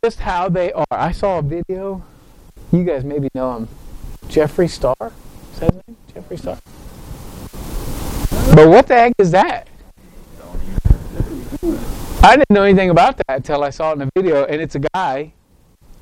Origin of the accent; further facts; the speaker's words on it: United States; I love being American. I really do. I'm proud to be American